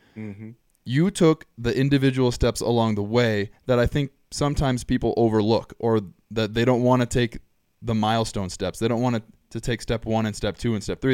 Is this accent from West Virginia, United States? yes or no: no; Southern California, United States; growing up in Southern California